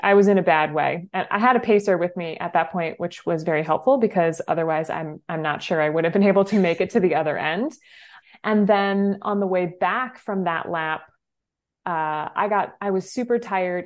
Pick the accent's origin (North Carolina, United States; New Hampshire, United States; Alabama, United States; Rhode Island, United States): New Hampshire, United States; I grew up in New Hampshire